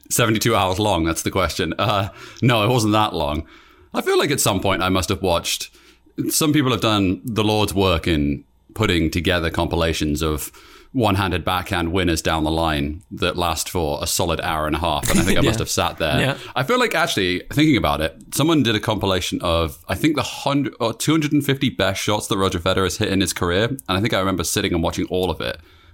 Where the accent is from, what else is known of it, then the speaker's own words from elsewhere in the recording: United Kingdom; I must admit, so I grew up in Britain.